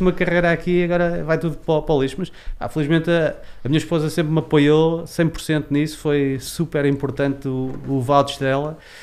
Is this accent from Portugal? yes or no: yes; Leiria, Centro, Portugal; como leiriense